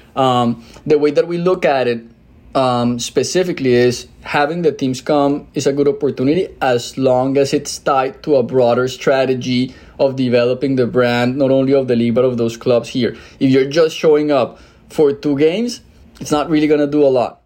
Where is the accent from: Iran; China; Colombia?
Colombia; moved away as an adult; also born or lived in Mexico City, Mexico; now in United States; I'm originally from Colombia